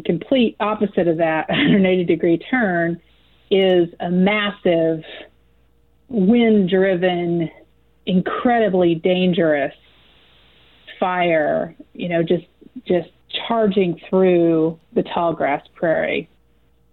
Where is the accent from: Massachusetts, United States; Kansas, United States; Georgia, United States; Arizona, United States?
Kansas, United States; Butler County; moved away as an adult; also born or lived in Fayetteville, Arkansas; I'm from Butler County, which is kind of the tail end of the Kansas Flint Hills